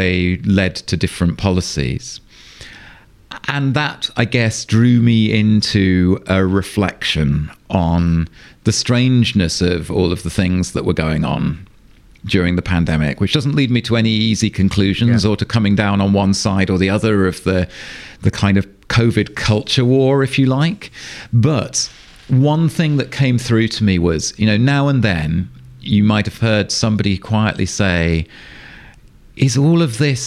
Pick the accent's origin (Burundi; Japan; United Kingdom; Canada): United Kingdom; England; moved away as an adult; now in Sweden; as you can probably hear, I grew up in England. I've lived for the last 11 years in Sweden